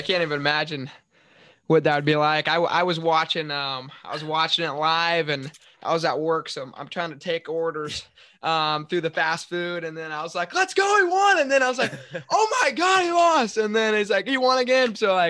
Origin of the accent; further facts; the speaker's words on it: Nebraska, United States; Very cool. We're from Nebraska, so we've watched it.